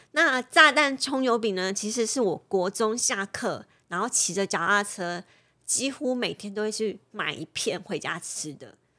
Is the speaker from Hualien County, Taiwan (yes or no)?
yes; Hualien County, Taiwan; 我的故乡